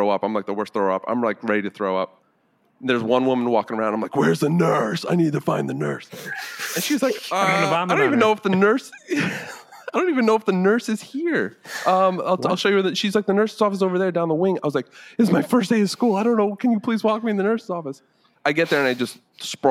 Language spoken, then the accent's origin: English; Mahopac, New York, United States; I grew up in New York. When I was in high school, it was Putnam County